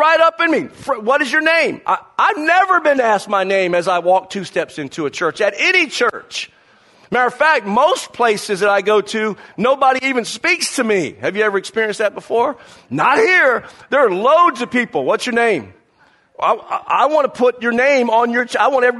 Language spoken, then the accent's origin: English; the South, United States; growing up in the South with the Southeast Conference in college football